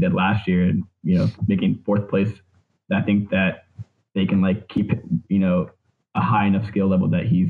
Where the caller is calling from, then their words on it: Tampa, Florida, United States; Tampa, Florida.